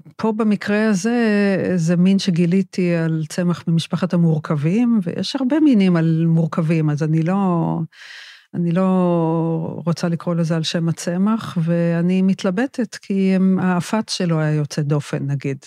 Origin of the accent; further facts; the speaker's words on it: Northern Israel, Israel; שאני גדלתי בצפון